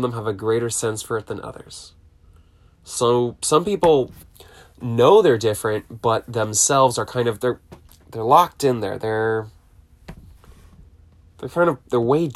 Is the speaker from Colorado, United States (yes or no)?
no; Southern California, United States; growing up in SoCal, in my adolescent teen years